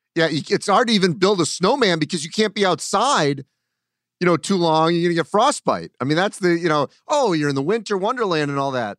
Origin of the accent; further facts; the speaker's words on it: New England, United States; I grew up in New England